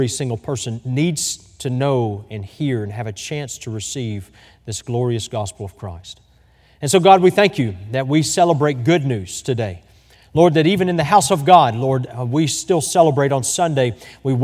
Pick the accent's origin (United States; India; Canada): United States; Texas; moved away as an adult; now in Springfield, United States; growing up in Texas